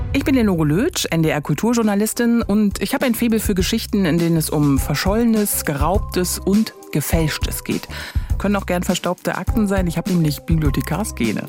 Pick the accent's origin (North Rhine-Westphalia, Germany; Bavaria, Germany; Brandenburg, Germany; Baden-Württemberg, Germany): Brandenburg, Germany; Bezirk Potsdam; Ich bin im Bezirk Potsdam groß geworden, das ist heute Land Brandenburg.